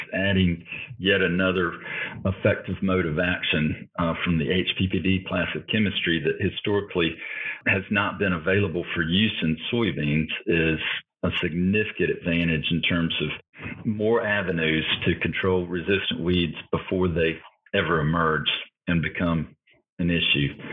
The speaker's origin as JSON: {"language": "English", "region": "Florida", "country": "United States", "tie": "born or raised there", "said": "I'm originally from Florida, uh, Florida native"}